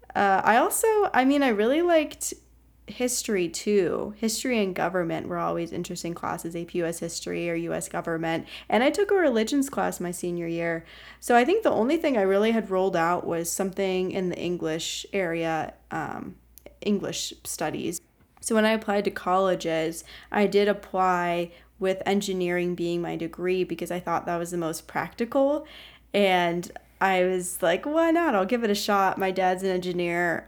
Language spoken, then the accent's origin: English; Ohio, United States; moved away as an adult; also born or lived in Pittsburgh, Pennsylvania; my home state of Ohio